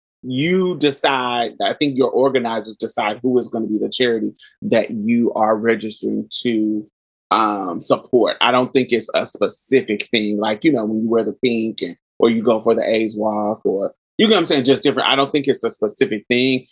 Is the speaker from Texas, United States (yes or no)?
yes; Houston, Texas, United States; I'm from Houston.